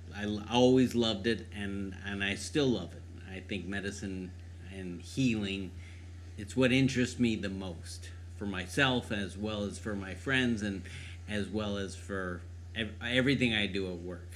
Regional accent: Cleveland, Ohio, United States; moved away as an adult; also born or lived in San Diego; I grew up in Cleveland.

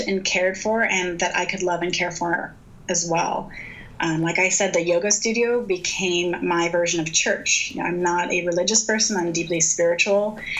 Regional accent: United States; now in Bend, United States; I was born in the United States of America

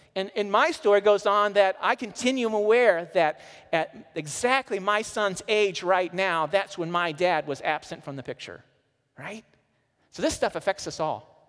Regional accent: Missouri, United States; I'm from Missouri, I lived right on the Mississippi River

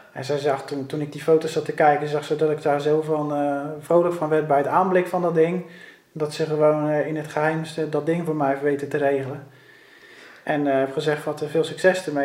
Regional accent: Rotterdam, South Holland, Netherlands; ik ben opgegroeid op de Kralingse Plas op een boot

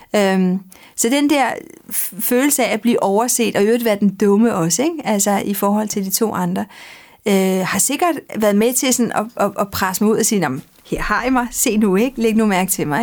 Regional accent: Denmark; also born or lived in Madrid, Spain; Så blev jeg født her i Danmark, så boede vi to år. Og så flyttede vi

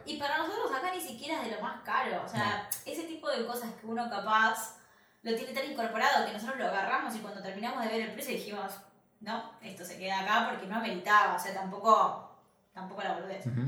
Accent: Argentina; moved away as an adult; now in Michigan, United States

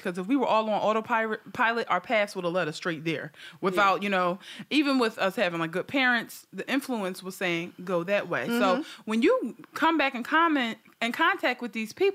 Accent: Philadelphia, Pennsylvania, United States; I'm from North Philly.

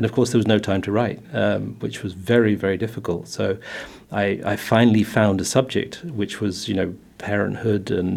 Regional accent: England, United Kingdom; now in Luxembourg; We're an English family.

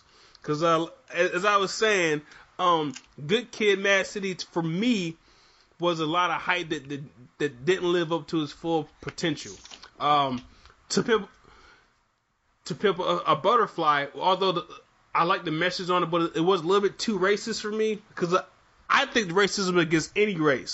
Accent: Michigan, United States; even though I'm from Michigan

